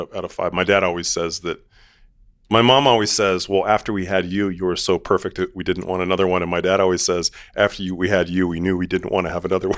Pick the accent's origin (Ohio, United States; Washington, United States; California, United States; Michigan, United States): Washington, United States; Seattle; I'm from Seattle, and my mom ran a international adoption agency